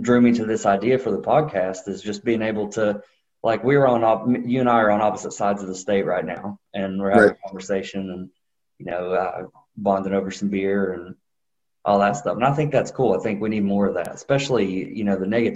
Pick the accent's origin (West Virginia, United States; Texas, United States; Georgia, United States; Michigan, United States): West Virginia, United States; Boone County; I grew up in Boone County